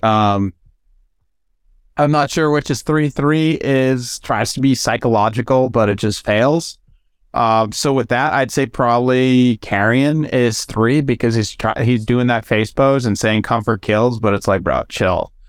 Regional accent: United States; as an American

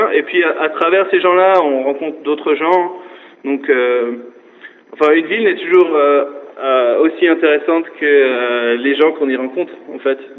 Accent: Alsace, Grand Est, France; now in New York, United States

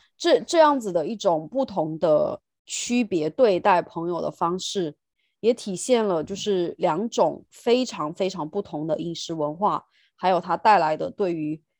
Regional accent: Sichuan, China; also born or lived in London; now in United Kingdom; 我是四川人

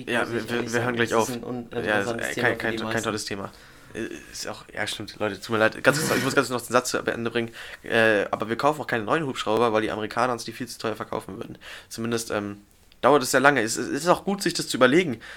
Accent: Germany; wir als Deutsche

